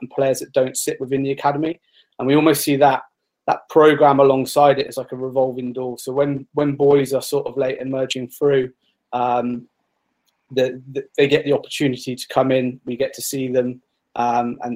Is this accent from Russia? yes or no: no; Bath, South West England, United Kingdom; I'm a Bath boy. I grew up in Bath.